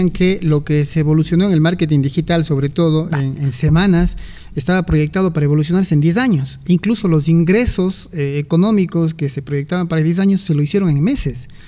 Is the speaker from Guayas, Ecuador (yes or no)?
no; Cuenca, Azuay, Ecuador; Como somos los cuencanos, ¿no?